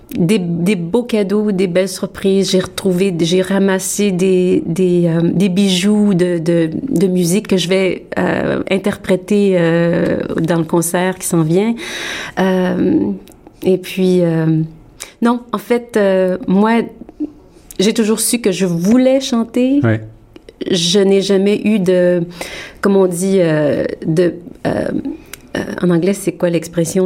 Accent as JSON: {"language": "French", "town": "Montreal", "region": "Quebec", "country": "Canada", "tie": "born or raised there", "also_born_or_lived": "France", "moved": "as an adult", "lives_now": "Toronto, Canada", "said": "j'ai grandi à Montréal"}